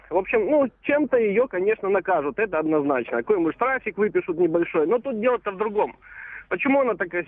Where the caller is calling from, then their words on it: Samara, Samara Oblast, Russia; Я из Самары.